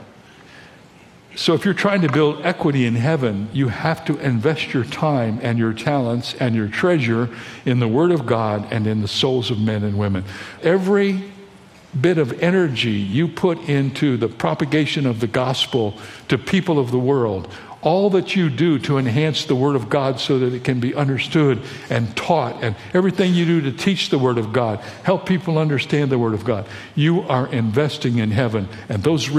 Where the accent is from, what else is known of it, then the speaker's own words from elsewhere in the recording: Toledo, Ohio, United States; now in San Diego, United States; I was born in Toledo, Ohio. And I live in San Diego, California